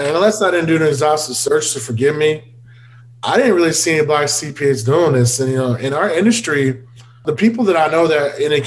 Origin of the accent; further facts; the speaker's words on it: Houston, Texas, United States; my hometown of Houston